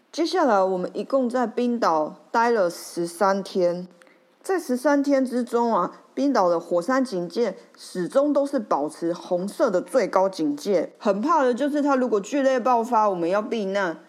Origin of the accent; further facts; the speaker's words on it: Taiwan; 我来自台湾